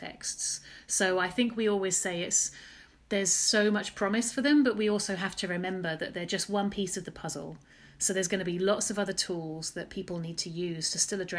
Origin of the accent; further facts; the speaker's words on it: Chelmsford, East of England, United Kingdom; also born or lived in Oxford; I am an Essex girl and proud. I grew up in Chelmsford, Essex